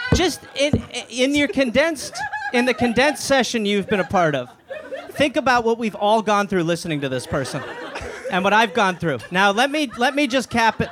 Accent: Wisconsin, United States; I'm from Wisconsin

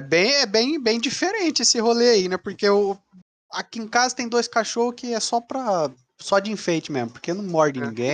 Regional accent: Mato Grosso, Brazil; now in Paraguay; nós somos do Mato Grosso

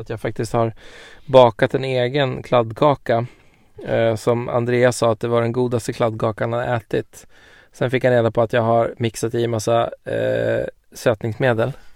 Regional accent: Sweden; som svensk

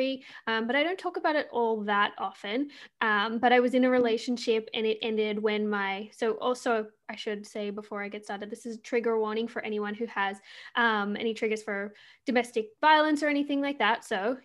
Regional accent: Australia; moved away as an adult; now in Canada; I'm Australian and I live in Canada

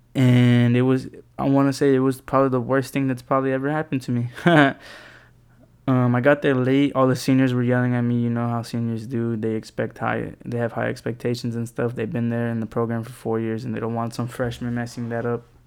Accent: San Antonio, Texas, United States; also born or lived in College Station, Texas; I come from San Antonio, Texas

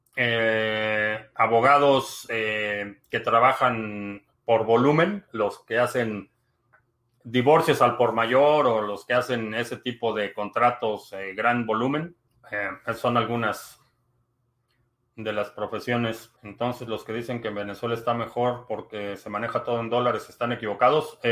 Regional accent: Mexico City, Mexico; now in United States; Vivo en Estados Unidos, pero soy de la Ciudad de México

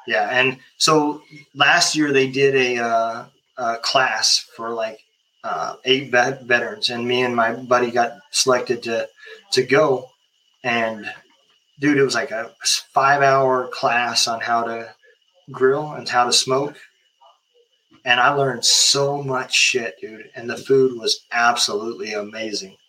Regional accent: Lincoln, United States; moved away; I'm originally from Lincoln

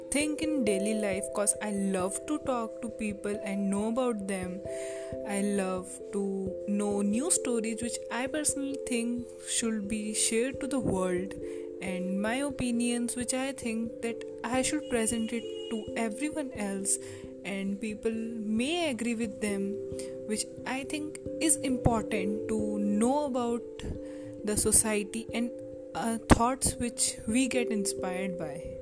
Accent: India; I am from India.

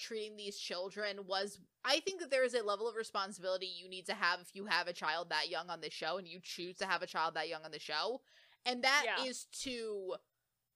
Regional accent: United States; we're American

